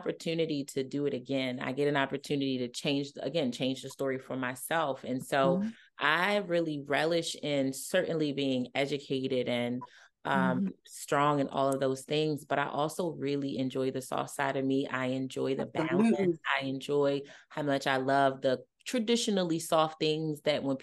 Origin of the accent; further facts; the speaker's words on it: Baltimore, Maryland, United States; I'm from Baltimore